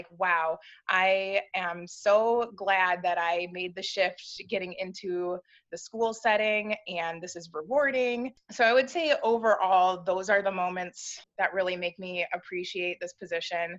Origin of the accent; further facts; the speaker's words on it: Southeast Michigan, United States; I'm from Michigan. My family, we kind of live all throughout the Southeast Michigan area